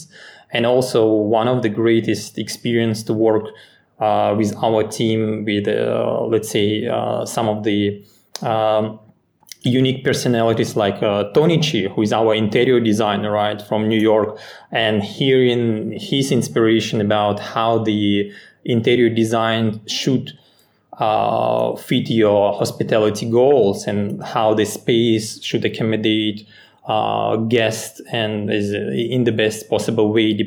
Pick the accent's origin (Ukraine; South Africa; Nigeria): Ukraine; moved away as an adult; now in Singapore; I'm originally from Ukraine